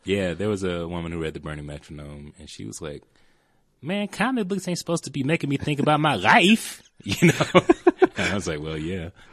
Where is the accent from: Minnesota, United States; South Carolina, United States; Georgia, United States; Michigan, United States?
Georgia, United States; Atlanta; moved away; growing up in Atlanta, you know, I was around enough people who like wanted to fight me